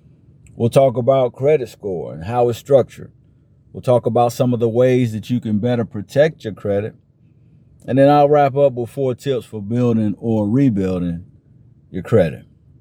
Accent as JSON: {"language": "English", "town": "Chicago", "region": "Illinois", "country": "United States", "tie": "born or raised there", "lives_now": "Atlanta, United States", "said": "You know, I grew up in the Chicago area, so I'm a Cubs fan myself"}